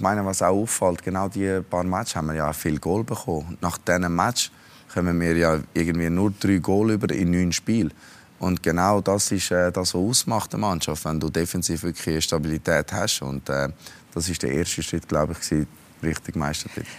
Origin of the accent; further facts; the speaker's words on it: Zurich, Switzerland; ich bin da aufgewachsen in Zürich